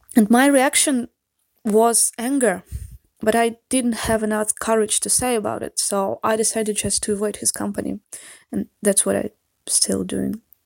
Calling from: Saint Petersburg, Russia; English is a second language

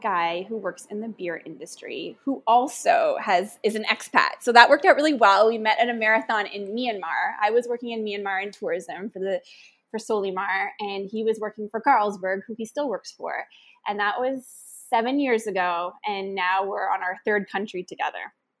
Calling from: Cambodia; So I'm calling from Cambodia.

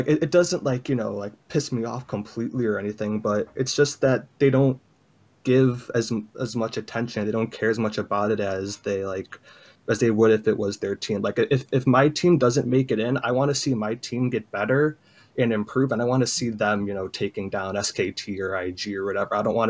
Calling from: Illinois, United States; Chicagoland area.

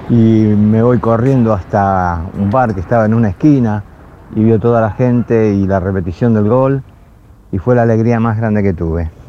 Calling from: Mar del Plata, Buenos Aires Province, Argentina; de Mar del Plata

